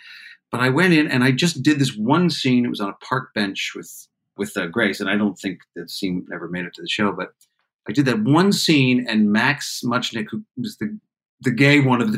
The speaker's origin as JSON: {"language": "English", "country": "Canada", "said": "I was just down from Canada. I didn't know that many people."}